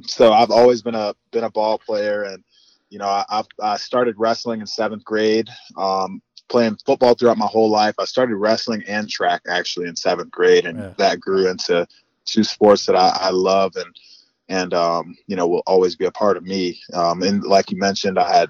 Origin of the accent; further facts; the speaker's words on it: Northwest Indiana, United States; now in Indianapolis, United States; I'm from Northwest Indiana